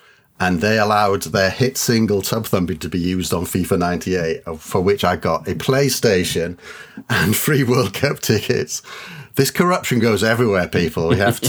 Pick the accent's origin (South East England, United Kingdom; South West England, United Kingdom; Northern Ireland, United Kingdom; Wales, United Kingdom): Wales, United Kingdom; I was born in Wales, not pretend Welsh people.